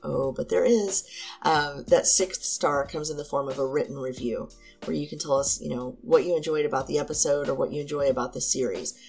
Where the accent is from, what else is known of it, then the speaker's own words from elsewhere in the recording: Southern Indiana, United States; I'm from Southern Indiana